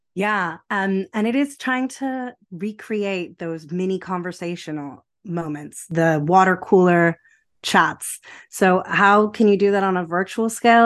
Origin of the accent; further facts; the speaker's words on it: United States; moved away as an adult; also born or lived in New Jersey / Rome, Italy; now in United Kingdom; I was born in America, and I always felt like I had an opportunity to make the most of my multicultural heritage. So, with my French passport, I eventually finished school in America